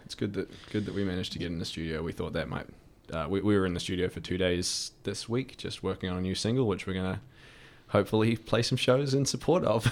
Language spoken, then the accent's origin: English; United States; now in New Zealand; I'm, I'm American citizen